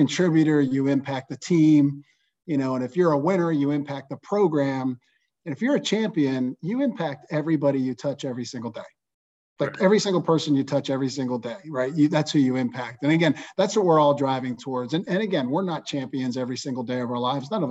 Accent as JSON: {"language": "English", "town": "Johnstown", "region": "Pennsylvania", "country": "United States", "tie": "born or raised there", "said": "growing up in Johnstown, Pennsylvania, I had a great childhood"}